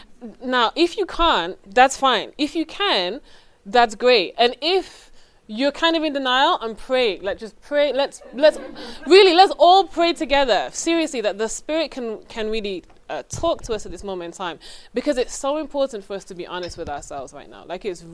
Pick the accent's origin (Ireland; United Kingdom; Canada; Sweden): United Kingdom; England; now in United States; I'm originally from England. My accent is not that strong now because I've been in this country for a while.